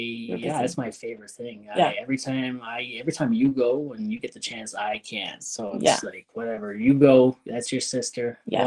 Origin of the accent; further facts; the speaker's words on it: Hamilton, Ontario, Canada; also born or lived in Sault Ste. Marie, Ontario; I was born in Hamilton, Ontario. Yes. And then when I was like 4 or 5, yada yada yada, whatever it was, we moved to the Sioux.